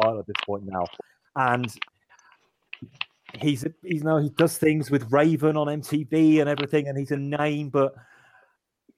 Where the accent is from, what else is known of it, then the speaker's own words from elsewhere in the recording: United Kingdom; We're all British